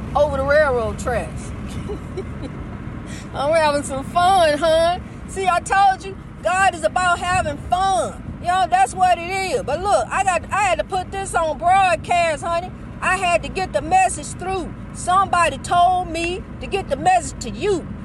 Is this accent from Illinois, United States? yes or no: yes; East St. Louis, Illinois, United States; my hometown of East St. Louis.